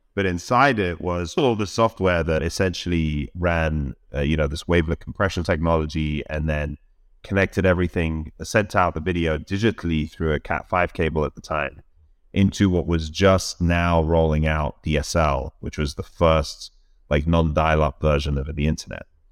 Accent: London, United Kingdom; moved away as an adult; now in United States; I grew up in London all my life.

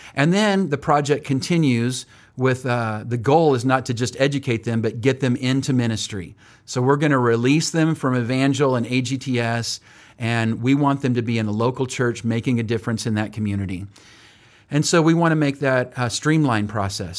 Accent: Oildale, California, United States; moved away as an adult; now in Springfield, United States; born and raised in Bakersfield, California, and actually not even Bakersfield, but Oildale, which is just north of Bakersfield

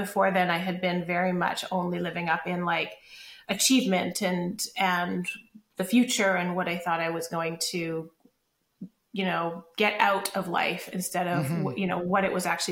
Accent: Calgary, Alberta, Canada; moved away as an adult; also born or lived in Los Angeles; I am from Calgary originally. I grew up there, moved from there to Los Angeles when I was in my early 20s

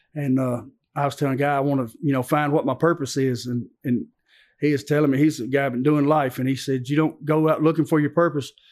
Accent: Antioch, United States; also born or lived in Dalton, Georgia; I grew up right here in Antioch

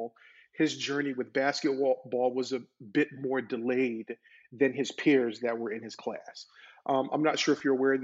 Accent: North Carolina, United States; now in Florida, United States; I'm originally from North Carolina

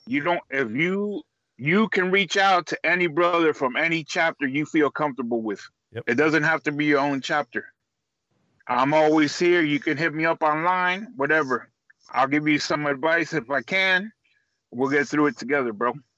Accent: Miami, Florida, United States; moved away; I'm I'm from Miami. You know, and I and I live up here, but I got that Miami attitude

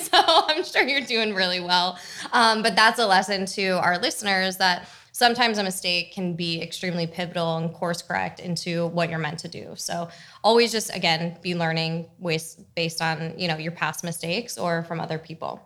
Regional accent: New Jersey, United States; I was also from New Jersey

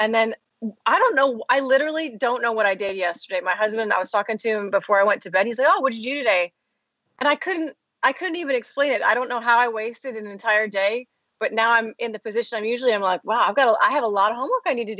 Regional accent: Midwest, United States; I'm from the Midwest

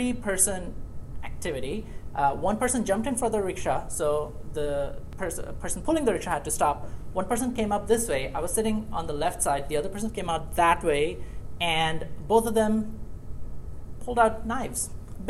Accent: Bangladesh; moved away; I grew up in Bangladesh

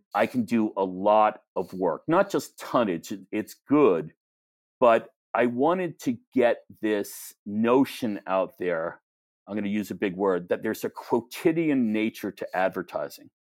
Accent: New York, United States; growing up in New York

